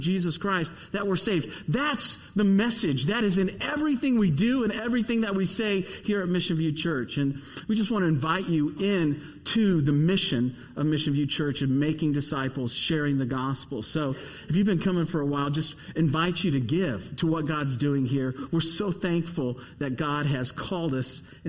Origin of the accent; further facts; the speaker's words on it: Dayton, Ohio, United States; I grew up in Dayton, Ohio.